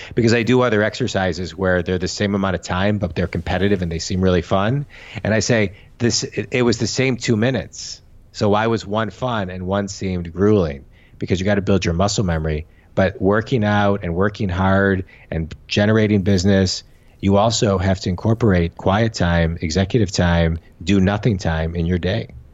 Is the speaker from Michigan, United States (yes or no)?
yes; Michigan, United States; I'm from Michigan. I'm in, we're in Michigan now with our family